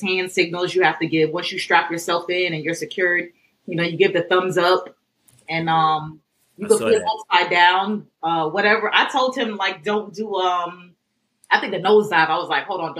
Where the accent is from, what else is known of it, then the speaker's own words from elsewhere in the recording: New York City, New York, United States; I grew up in Brooklyn